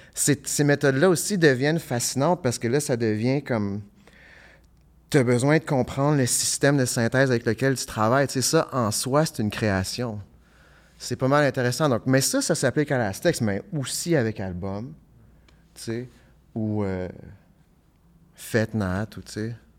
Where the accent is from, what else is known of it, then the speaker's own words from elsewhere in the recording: Ottawa, Ontario, Canada; also born or lived in Hull, Quebec; now in Gatineau, Canada; je viens d'Ottawa, j'habite à Hull, mais j'habite pas à Gatineau